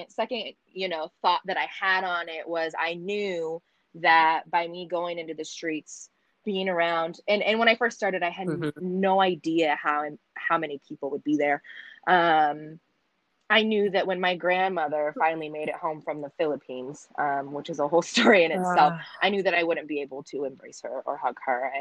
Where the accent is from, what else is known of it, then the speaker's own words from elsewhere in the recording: United States; up in a very, very small town of 98% white people.